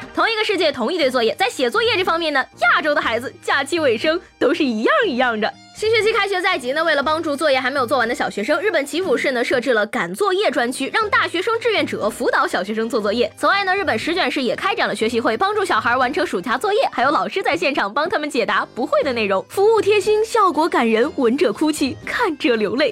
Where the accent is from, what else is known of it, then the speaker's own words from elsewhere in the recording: Shandong, China; 我们山东人开挖掘机